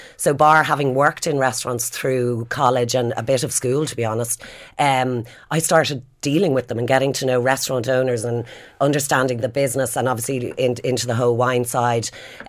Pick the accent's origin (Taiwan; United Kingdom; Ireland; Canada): Ireland; Dublin, Leinster; I'm from Dublin. Yeah. So I grew up in Blackrock, went to Muckers Park in Donnybrook. And grew up in a very normal Dublin family.